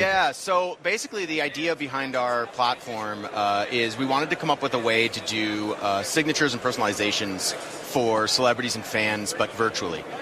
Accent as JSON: {"language": "English", "town": "Pasadena", "region": "California", "country": "United States", "tie": "born or raised there", "also_born_or_lived": "Los Angeles", "said": "I grew up in Pasadena"}